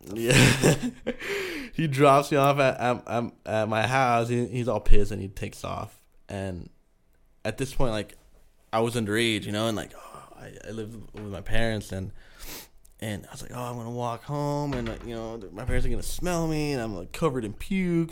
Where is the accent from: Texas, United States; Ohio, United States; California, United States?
California, United States; San Diego; first language Spanish; English is a second language; I'm from San Diego